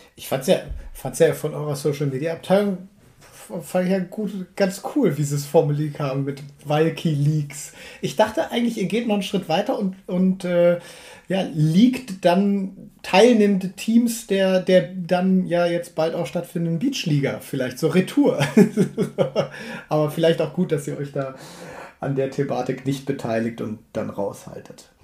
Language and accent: German; Münster, North Rhine-Westphalia, Germany; meine Geburtsstadt